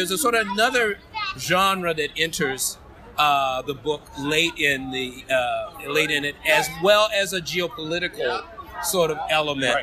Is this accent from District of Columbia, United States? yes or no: yes; Washington, District of Columbia, United States; I'm from Washington, D.C.